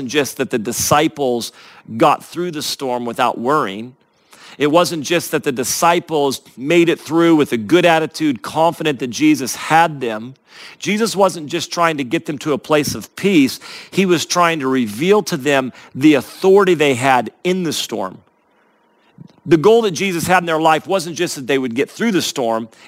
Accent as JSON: {"language": "English", "region": "Northern California", "country": "United States", "tie": "born or raised there", "said": "I grew up in Northern California, which is right next to Mount Shasta"}